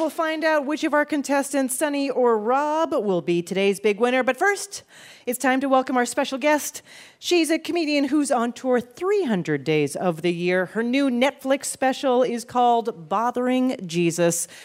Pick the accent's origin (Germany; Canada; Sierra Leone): Canada